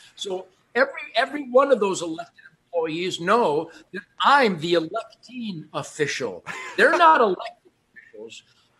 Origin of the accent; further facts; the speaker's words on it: Detroit, Michigan, United States; also born or lived in Redford, Michigan; And then we moved to Rosedale Park around 1959 when my sister Kathy was born, and that was 15963 Warwick.